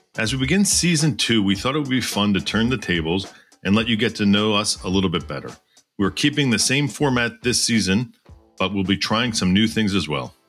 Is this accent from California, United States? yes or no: no; Doylestown, Pennsylvania, United States; I grew up in Doylestown, Pennsylvania, uh, which is about forty minutes north of Philadelphia